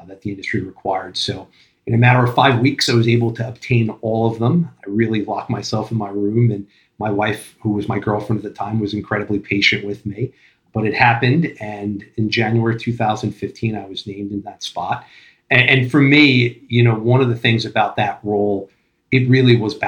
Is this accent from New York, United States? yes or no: yes; Long Island, New York, United States; moved away as an adult; also born or lived in Brooklyn; now in New Jersey, United States; Born and raised on Long Island, moved into Brooklyn when I was 22